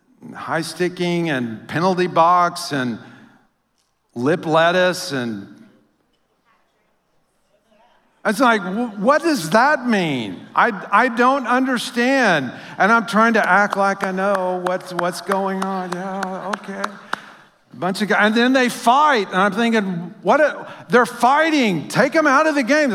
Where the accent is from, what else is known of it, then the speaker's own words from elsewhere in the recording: Louisiana, United States; now in St. Louis, United States; But that feeling of, or like when I came to St. Louis, I came from Louisiana, and somebody started talking about hockey. I'd never even heard the word hockey in Louisiana.